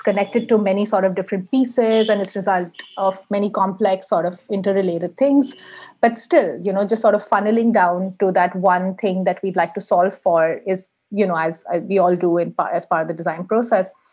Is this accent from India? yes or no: yes; India; moved away as an adult; now in Helsinki, Finland; I am Indian, but I live in Helsinki at the moment.